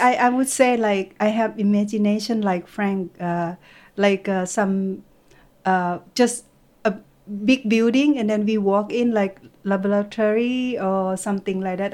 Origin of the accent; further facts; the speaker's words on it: Thailand; from Thailand